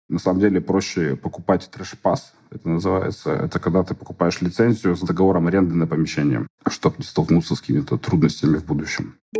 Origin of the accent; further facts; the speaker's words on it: Russia; moved away as an adult; now in Lisbon, Portugal; я из России